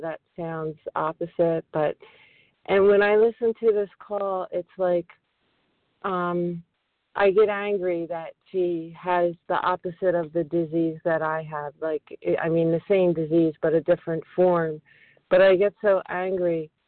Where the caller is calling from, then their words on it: Flourtown, Pennsylvania, United States; I'm calling from Flowertown, Pennsylvania, right outside of Philadelphia.